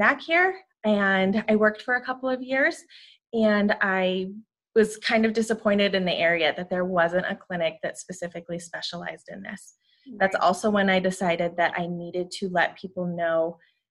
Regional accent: Montana, United States; moved away as an adult; also born or lived in Butte, Montana / Great Falls, Montana / Spokane, Washington / Sacramento, California; I was born and raised in Montana, born in Butte, about middle school, moved to Great Falls

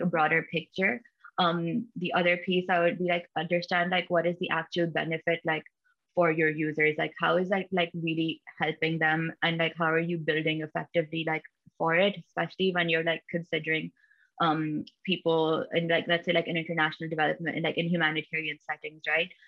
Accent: Pakistan; now in United States; I'm originally from Pakistan, but currently based in the US

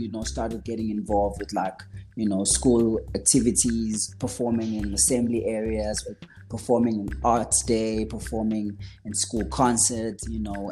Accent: KwaZulu-Natal, South Africa; moved away as an adult; also born or lived in Stanger / Pietermaritzburg; now in Johannesburg, South Africa; I was born and raised in KwaZulu Natal, as I said. Um, went to school in Stanger

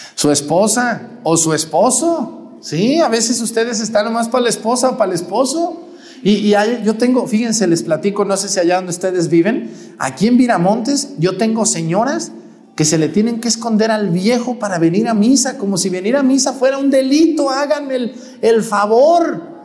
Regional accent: Mexticacán, Jalisco, Mexico; moved away; Yo donde nací, Mesticacán, un pueblo donde la cristera fue algo muy fuerte

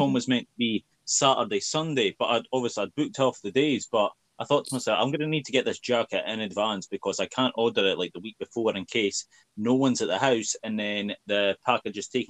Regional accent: Scotland, United Kingdom; I'm Scottish

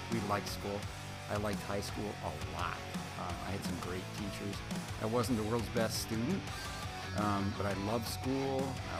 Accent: Berkley, Michigan, United States; I'm not from New York. I'm from Berkeley, Michigan, 45 minutes northeast of here.

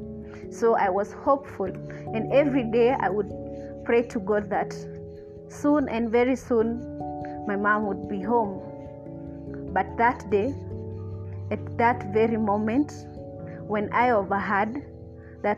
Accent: Gatanga, Murang'a County, Kenya; I was born in Murang'a County, raised in Gatanga.

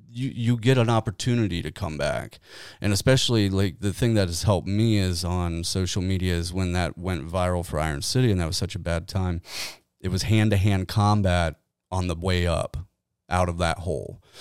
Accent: Kenton, United States; moved away; Kenton's my hometown. That's where I was born and raised

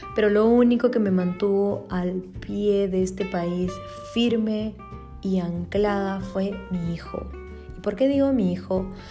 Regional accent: Peru; moved away as an adult; now in Berlin, Germany; yo soy de Perú

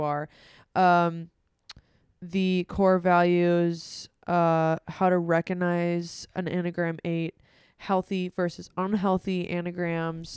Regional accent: United States; we're American

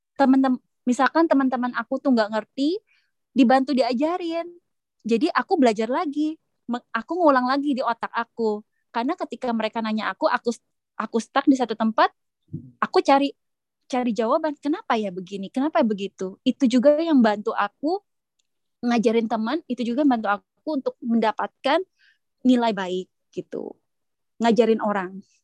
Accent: Indonesia; moved away

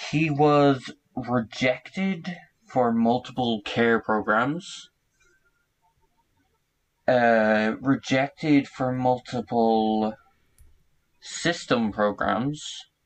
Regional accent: Ireland; accent: Irish; now I project a lot of like my Irish accent and whatnot, but if you talk to any Irish person, I don't have an accent. And I'm what my mother would say Americanized because of the oh, colloquialism terms I use and whatnot.

